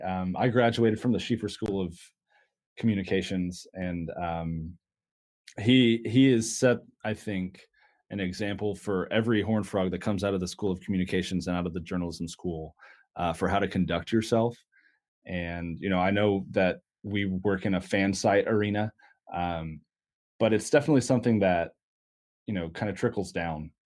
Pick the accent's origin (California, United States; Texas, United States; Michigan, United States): Texas, United States; Dallas; I'm from Dallas